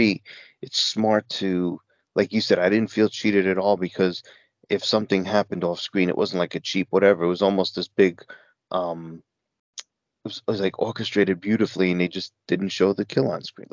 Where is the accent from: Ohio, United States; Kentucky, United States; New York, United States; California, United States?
New York, United States; I grew up in New York